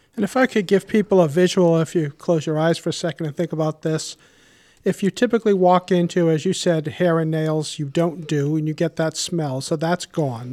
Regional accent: Warwick, Rhode Island, United States; I grew up in Warwick and have been a homeowner for over thirty years

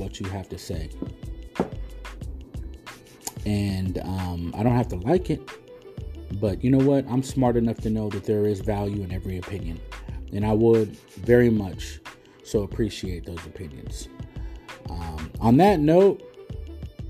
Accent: United States; I'm an American.

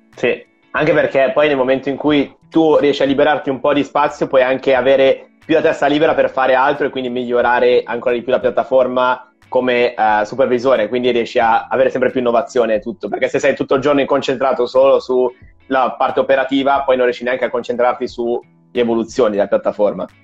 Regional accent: Milan, Lombardy, Italy; io sono di Milano

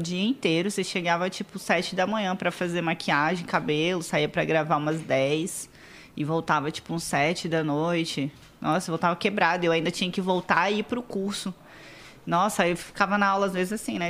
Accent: Vila Velha, Espírito Santo, Brazil; eu nasci lá em Vila Velha, Espírito Santo. Sou capixaba

